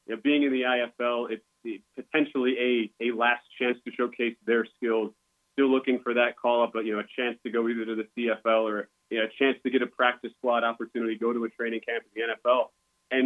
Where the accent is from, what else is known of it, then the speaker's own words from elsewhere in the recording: Wisconsin, United States; when I grew up, I'm from Wisconsin, so, and when you grow up in Wisconsin in the early 90s